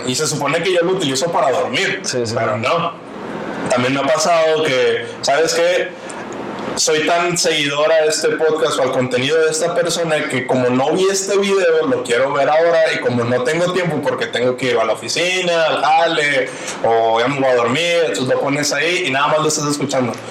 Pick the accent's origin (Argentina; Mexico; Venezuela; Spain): Mexico; Nuevo León; yo soy de Nuevo León, pero no soy de Monterrey